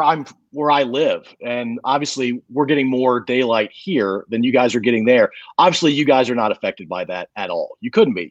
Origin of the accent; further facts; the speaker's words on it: Mid-Atlantic, United States; I'm from the Mid-Atlantic area on the East Coast.